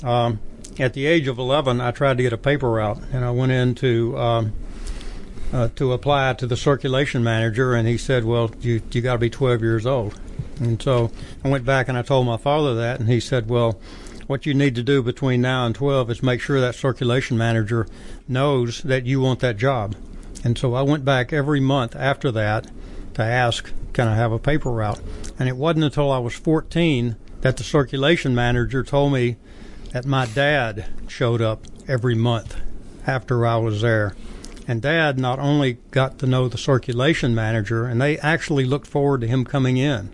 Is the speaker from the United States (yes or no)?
yes; Jackson, Tennessee, United States; Jackson, Tennessee.